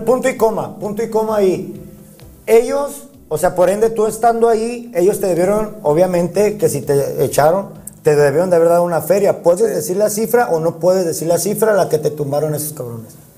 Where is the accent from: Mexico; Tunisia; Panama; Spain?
Mexico; así somos los mexicanos